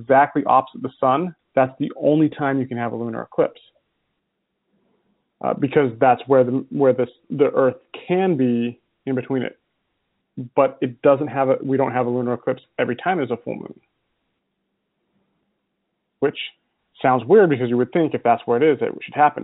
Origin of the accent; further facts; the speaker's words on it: Utah, United States; also born or lived in California; now in Illinois, United States; I grew up in Utah